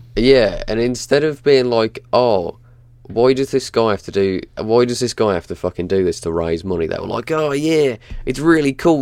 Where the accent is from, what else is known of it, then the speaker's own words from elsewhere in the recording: England, United Kingdom; as an Englishman